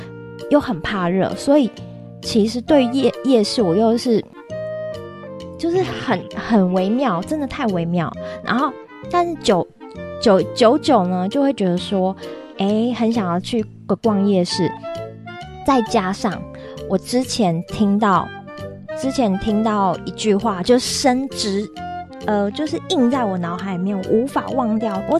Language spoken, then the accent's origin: Chinese; Taiwan; 或是在地的 local 的，像我们台湾人这样子。